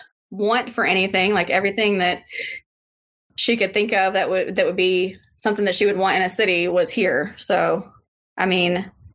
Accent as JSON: {"language": "English", "town": "Louisville", "region": "Kentucky", "country": "United States", "tie": "born or raised there", "said": "I was born here, so I guess you can't get any more accurate than how I say it. But I say it Louisville."}